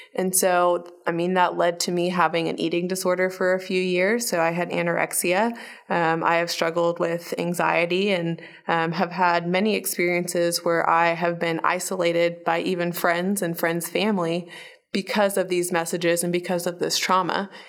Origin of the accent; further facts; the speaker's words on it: Oklahoma, United States; also born or lived in Bahrain; we moved to Oklahoma in nineteen ninety-six, and I have been in Oklahoma